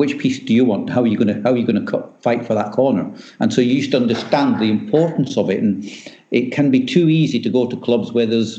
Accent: Scotland, United Kingdom; I'm Scottish

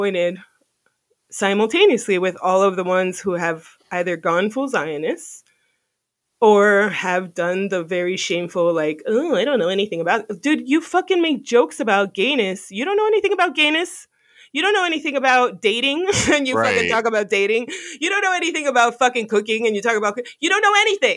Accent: Miami, Florida, United States; moved away; I grew up in Miami with a lot of different types of people

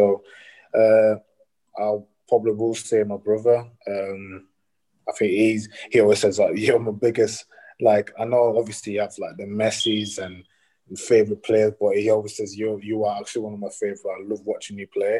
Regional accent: Leeds, Yorkshire and the Humber, United Kingdom; I'm from Leeds

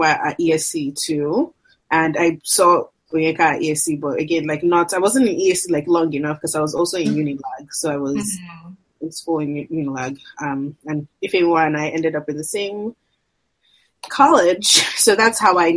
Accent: Nigeria; moved away as an adult; now in United States; we're both from Nigeria

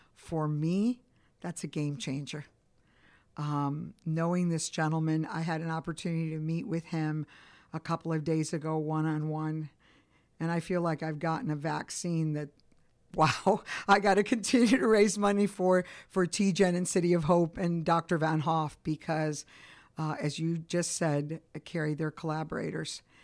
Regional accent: Chicago, Illinois, United States; also born or lived in Cuba; now in Atlanta, United States; my parents migrated to Chicago, Illinois, so I grew up in Italian and Polish neighborhood.

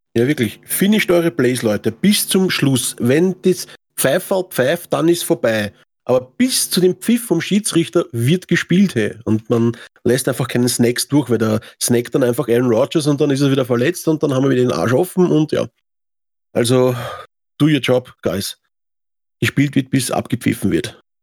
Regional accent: Austria; Das gibt es bei uns in Österreich

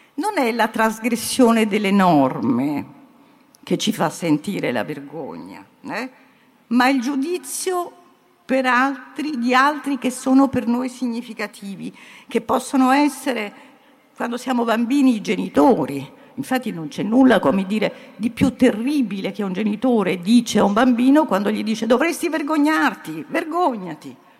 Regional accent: Italy; also born or lived in United States

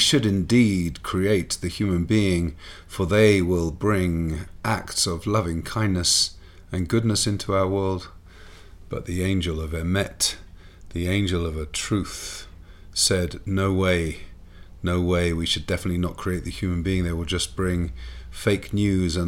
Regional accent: England, United Kingdom; Growing up in England

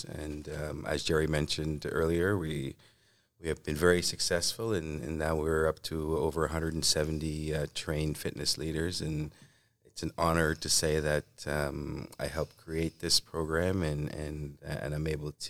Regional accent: Toronto, Ontario, Canada; I come from Toronto, Ontario, under traditional lands of the Mississauga of the Credit First Nations.

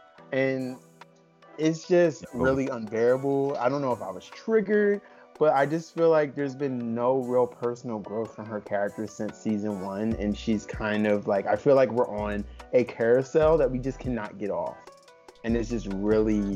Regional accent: New Jersey, United States; moved away as an adult; also born or lived in North Carolina; I am actually from South Jersey, you know, right outside of Philadelphia, born and raised, educated in the South, North Carolina to be specific.

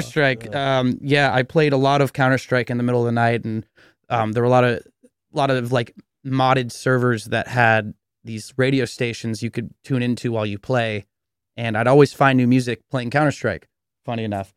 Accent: Cupertino, California, United States; I'm this kid from Cupertino

